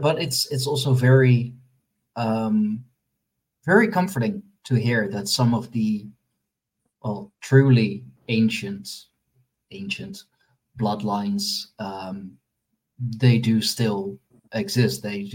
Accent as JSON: {"language": "English", "country": "Netherlands", "said": "I'm from the Netherlands myself"}